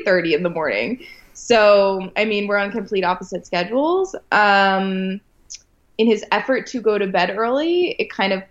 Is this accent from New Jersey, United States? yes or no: no; Westminster, Maryland, United States; moved away; I grew up on a farm as well. So I'm from a farm town outside of Baltimore, Maryland